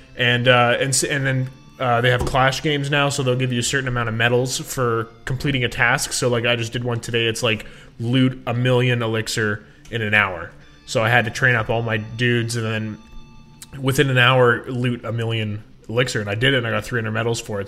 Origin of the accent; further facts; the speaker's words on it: Canada; I'm a Canadian.